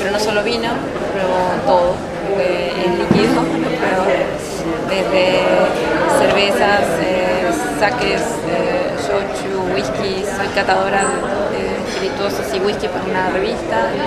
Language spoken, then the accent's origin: Spanish; northern Patagonia, Argentina; yo soy un poco patagónica del norte, si se quiere, norte andino